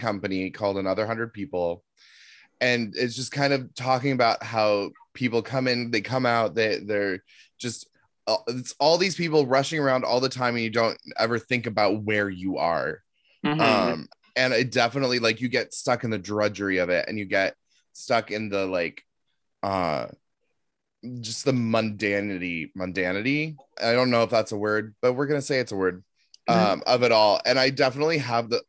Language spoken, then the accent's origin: English; Seattle, Washington, United States; now in New York, United States; I'm from Seattle.